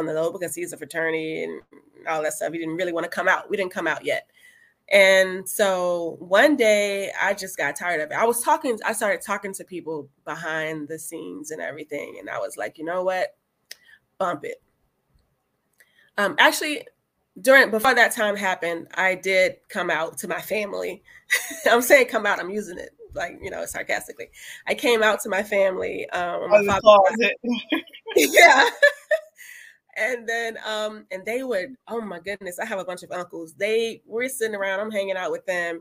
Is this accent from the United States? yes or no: yes; Florida, United States; moved away; I'm from Florida originally.